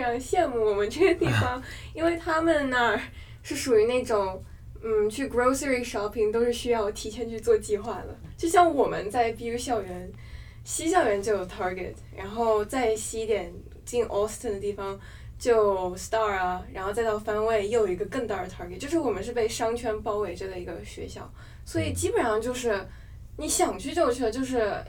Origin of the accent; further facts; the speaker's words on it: Wuhan, Hubei, China; moved away as an adult; now in Boston, United States; 我是准大二的学生，在波士顿读本科，来自湖北武汉。